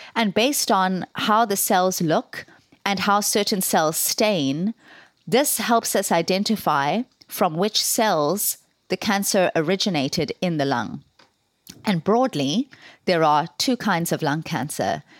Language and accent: English; South Africa; moved away as an adult; now in Ireland; I am South African and, um, decided to move to Ireland in, uh, two thousand to do my medical training in Trinity College.